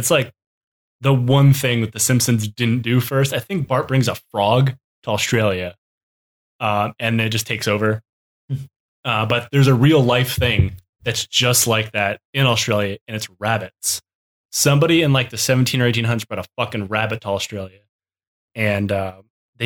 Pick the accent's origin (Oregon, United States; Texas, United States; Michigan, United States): Michigan, United States; when I grew up in Michigan